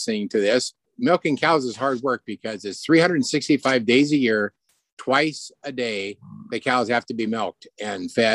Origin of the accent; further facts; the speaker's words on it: the Snoqualmie Valley, Washington, United States; when I was a kid growing up in the Valley